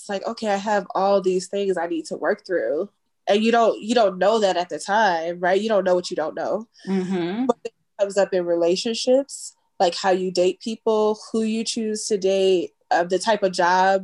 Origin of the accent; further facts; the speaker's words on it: Chicago, Illinois, United States; as a Black kid growing up in Chicago